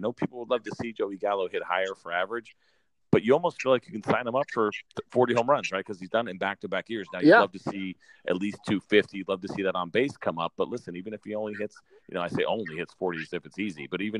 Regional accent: Northeast, United States; I grew up in the Northeast, so I love going back to New York

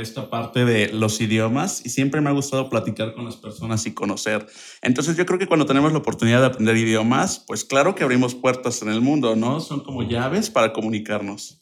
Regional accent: Querétaro, Mexico; soy originario de aquí de Querétaro, orgullosamente, claro

